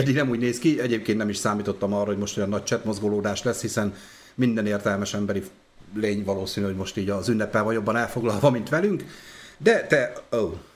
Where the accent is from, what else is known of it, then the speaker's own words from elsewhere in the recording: Debrecen, Hajdú-Bihar, Hungary; nálunk itt Debrecenben